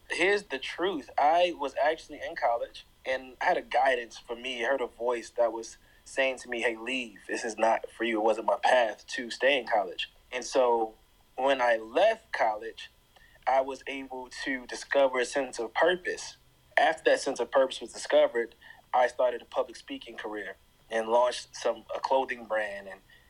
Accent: Jersey City, New Jersey, United States; also born or lived in Miami / Brooklyn / Atlanta; now in Nashville, United States; So I grew up in Jersey City, New Jersey, but also moved to Miami when I was 10 and eventually moved back up north to New Jersey and lived in Brooklyn.

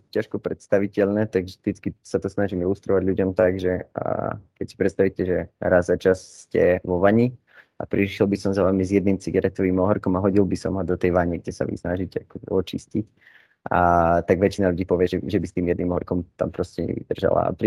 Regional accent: Žiar nad Hronom, Banská Bystrica Region, Slovakia; moved away as an adult; now in Bratislava, Slovakia; mám 21 rokov, pochádzam zo Žiaru nad Hronom, ale v súčasnosti už som v Bratislave kvôli štúdiu na vysokej škole

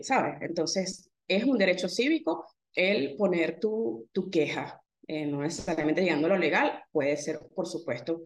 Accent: Venezuela

